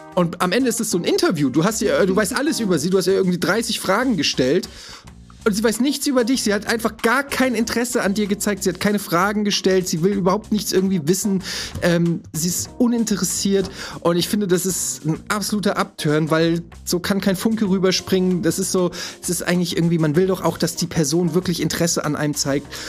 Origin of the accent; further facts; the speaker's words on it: Frankfurt, Hesse, Germany; ich komme ja aus Frankfurt, ich bin ja quasi mit Heroin aufgewachsen